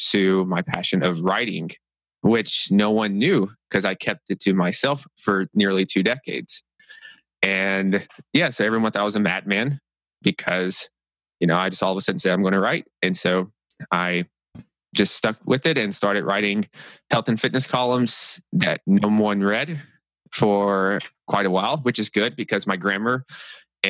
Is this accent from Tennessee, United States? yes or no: yes; Tennessee, United States; also born or lived in New York; I'm from Tennessee